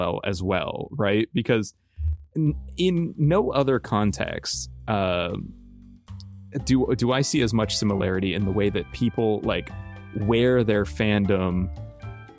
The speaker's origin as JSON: {"language": "English", "region": "Southern California", "country": "United States", "tie": "born or raised there", "also_born_or_lived": "San Francisco Bay Area", "moved": "as an adult", "said": "moving up here and growing up in Southern California"}